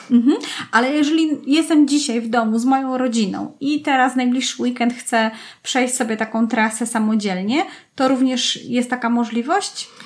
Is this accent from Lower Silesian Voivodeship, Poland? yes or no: yes; Kłodzko, Lower Silesian Voivodeship, Poland; wychowałam się w Kłodzku, czyli w centrum Kotliny Kłodzkiej